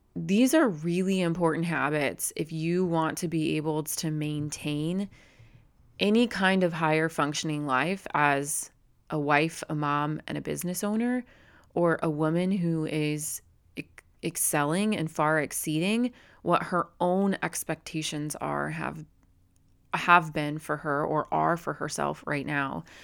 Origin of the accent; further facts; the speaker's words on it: Phoenix metropolitan area, Arizona, United States; here in my kinda hometown, just like, about eight minutes up the road, not in my actual hometown, but our cities all run together here. in, in what we call the Valley, the Phoenix metropolitan